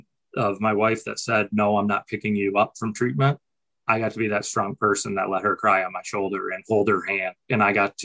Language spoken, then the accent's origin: English; Saginaw, Michigan, United States; I was in Saginaw, Michigan, where I grew up